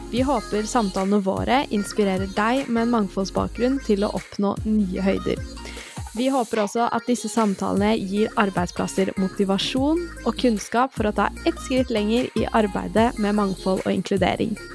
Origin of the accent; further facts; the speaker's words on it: Norway; Jeg er født og oppvokst i Norge, men har bakgrunn fra Makedonia.